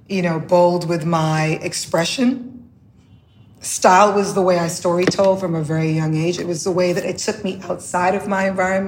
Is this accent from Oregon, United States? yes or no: no; New York City, New York, United States; also born or lived in the Caribbean; growing up in the Bronx